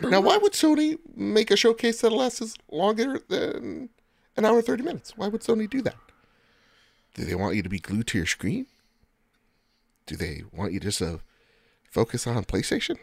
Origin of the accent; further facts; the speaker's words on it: United States; I'm from the United States of America, where we got freedoms, democracy, and bureaucracy here